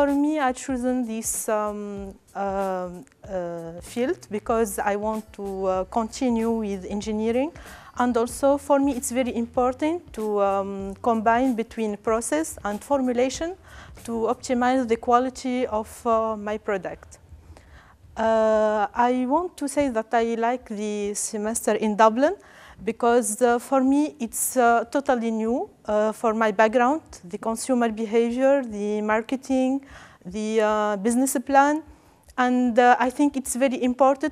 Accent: Tunisia; moved away as an adult; I came from Tunisia.

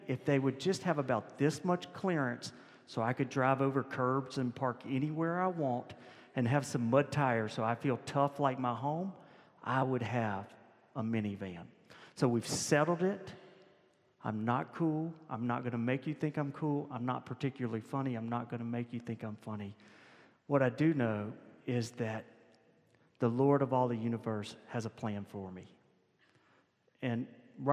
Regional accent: Louisiana, United States; we're both from Louisiana

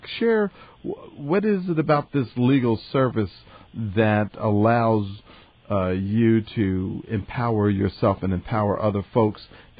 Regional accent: Atlantic City, New Jersey, United States; a gentleman that I grew up with in Atlantic City, New Jersey

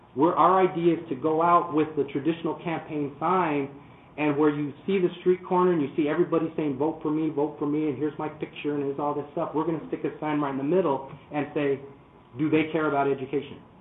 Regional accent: Arizona, United States; born and raised in Arizona

